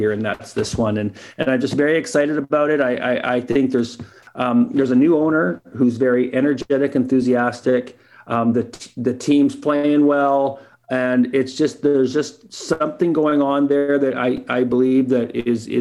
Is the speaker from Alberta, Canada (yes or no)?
yes; Edmonton, Alberta, Canada; I've never lived anywhere outside of Edmonton forever